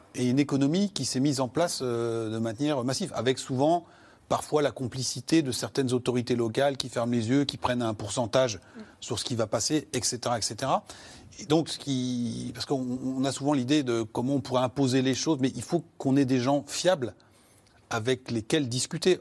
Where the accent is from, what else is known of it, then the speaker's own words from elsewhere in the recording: France; chez nous en France